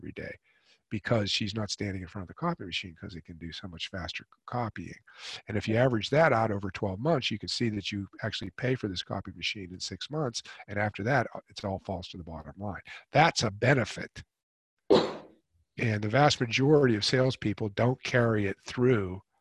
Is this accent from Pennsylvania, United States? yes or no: yes; Pittsburgh, Pennsylvania, United States; also born or lived in New York City; now in Carolina, United States; we're from Pittsburgh originally